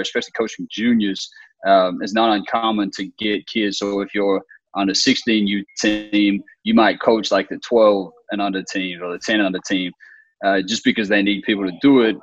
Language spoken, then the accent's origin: English; Australia; moved away as an adult; now in United States; I'm originally from Australia, so I grew up in Australia and spent my whole childhood in Australia. I didn't come here until uh, I was in college